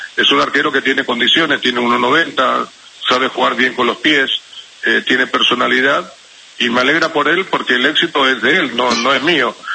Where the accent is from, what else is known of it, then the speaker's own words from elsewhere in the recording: Paraguay; acá en mi país